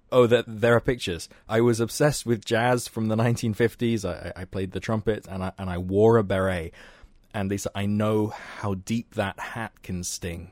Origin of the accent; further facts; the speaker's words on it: United Kingdom; as a Brit